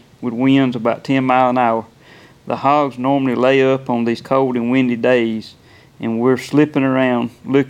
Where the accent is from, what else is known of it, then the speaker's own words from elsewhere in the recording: Middle Georgia, United States; I was born and raised in Middle Georgia